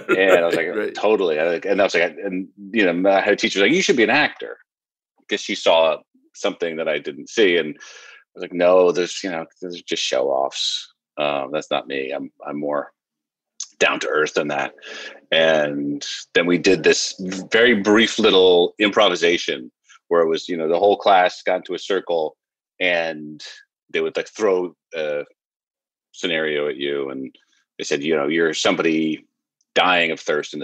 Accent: New York City, New York, United States; I grew up on the Upper West Side of Manhattan

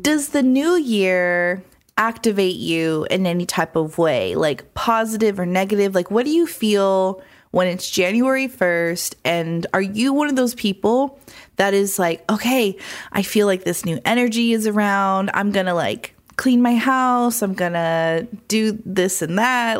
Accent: Phoenix, Arizona, United States; now in Los Angeles, United States; Phoenix, Arizona, my hometown

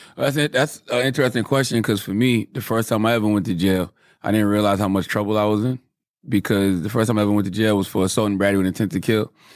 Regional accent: Moncks Corner, South Carolina, United States; I'm from Monk's Corner, South Carolina.

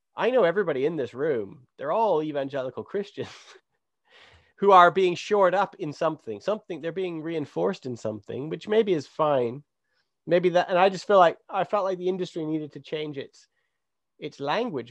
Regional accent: Three Hills, Alberta, Canada; growing up in Three Hills

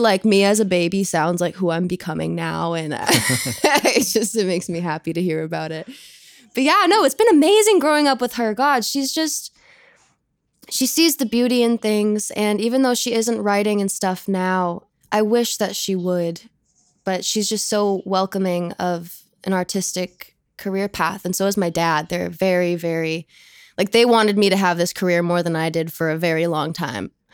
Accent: Hopkinton, Massachusetts, United States; It's a place called Hopkinton, Mass. It's a little suburban cutie pie town

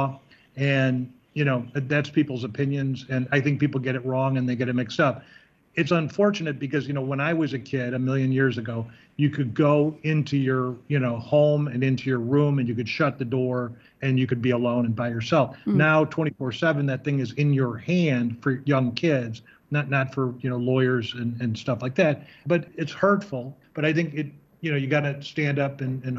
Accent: Chicago, Illinois, United States; I'm from Chicago

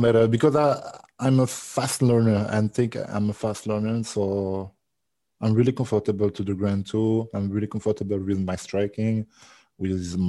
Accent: near Nantes, Pays de la Loire, France; English is a second language; I'm from France. I was born in France. I was born in the little city in France. But yes, my father from the Caribbean.

